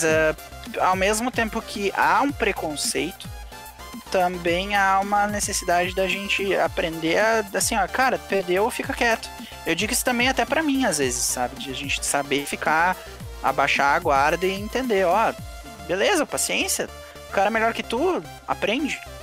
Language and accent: Portuguese; Brazil; eu sou brasileiro